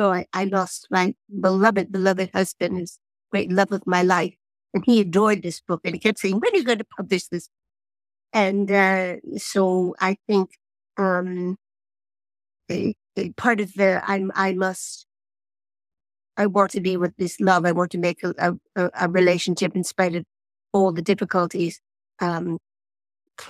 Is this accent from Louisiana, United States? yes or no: no; New York City, New York, United States; I was born in New York City and I've lived in the same apartment for 50 years